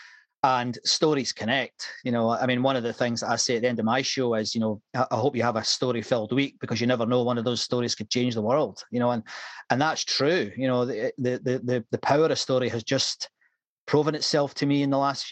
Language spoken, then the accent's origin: English; Scotland, United Kingdom; accent: slight Scottish; now in Moreton-in-Marsh, United Kingdom; You can probably gather from my slight Scottish accent, I'm from north of the border